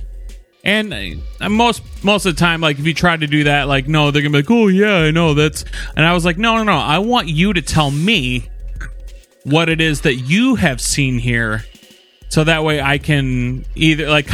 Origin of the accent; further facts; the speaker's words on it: Norfolk, Virginia, United States; now in West Michigan, United States; I was born in Virginia, Norfolk, Virginia, on April 3rd.